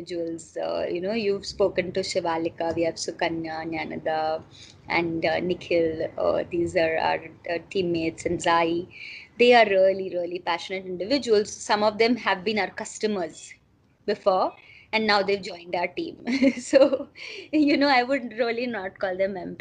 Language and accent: English; Silvassa, Dadra and Nagar Haveli and Daman and Diu, India; now in Pune, India; I am originally coming from Silvassa, so I have family there